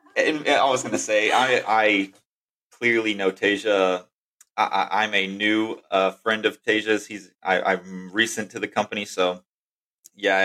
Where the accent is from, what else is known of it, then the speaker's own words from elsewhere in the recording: Texas, United States; I was uh, born and raised in Texas.